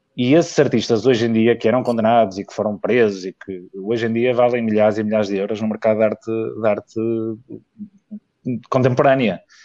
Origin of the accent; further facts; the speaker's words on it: Vila Nova de Gaia, Norte, Portugal; also born or lived in Porto; eu nasci no Porto, mas cresci e vivo em Gaia